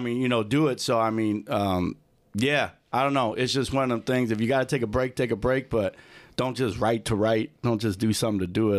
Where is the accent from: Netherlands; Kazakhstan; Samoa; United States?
United States; Lombard, Illinois; also born or lived in Aurora, Illinois; So I grew up in kinda like the Lombard, um, Glenbard area.